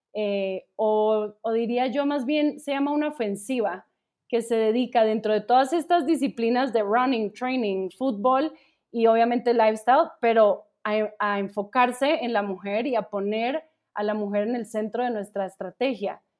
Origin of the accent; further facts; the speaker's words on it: Colombia; now in Mexico; yo soy colombiana pero pues llevo, llevo ya aquí mucho tiempo, entonces ya también hablo como de nosotros los mexicanos